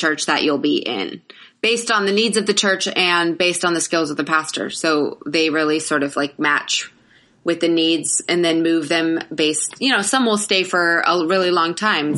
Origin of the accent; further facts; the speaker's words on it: Florida, United States; also born or lived in Atlanta, Georgia / Bethlehem, Georgia / Live Oak, Florida; we moved to Florida. And my dad got appointed at a church, like a small church in Live Oak, very, very tiny country town. And he was a pastor until I was in the third grade. So we lived in like these little country church towns for till third grade.